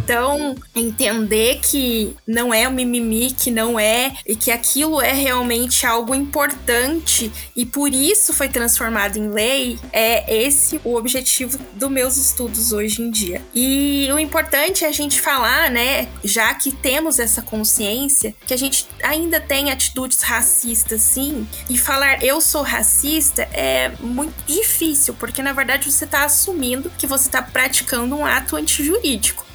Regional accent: Casa Branca, São Paulo, Brazil; moved away; eu vim de uma cidade pequenininha do interior de São Paulo chamada Casa Branca

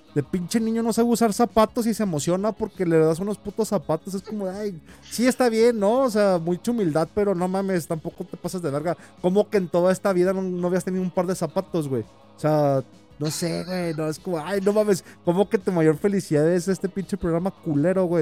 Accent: Jalisco, Mexico; soy de Jalisco

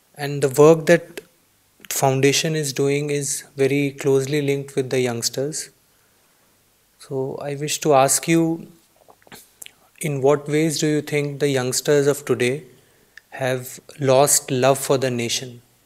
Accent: India; I am an Indian

